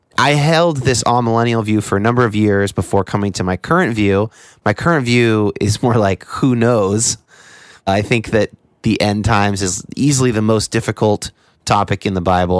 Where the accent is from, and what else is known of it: United States; born or raised there